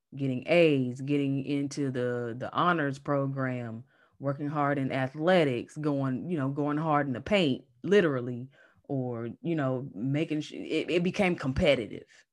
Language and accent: English; North Carolina, United States; accent: Southern; now in Manassas, United States; I am based in Manassas, Virginia, but I'm originally from North Carolina, so if you hear that Southern accent, that's why.